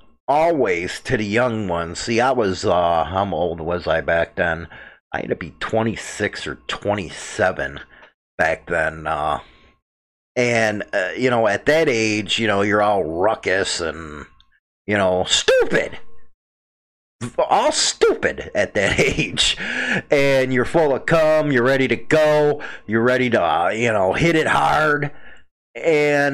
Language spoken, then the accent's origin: English; Chicago, Illinois, United States; I'm from Chicago